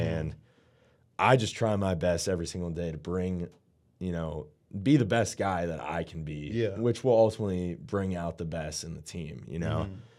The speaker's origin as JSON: {"language": "English", "town": "Pittsburgh", "region": "Pennsylvania", "country": "United States", "said": "So, you know, a lot of people know I'm from Pittsburgh."}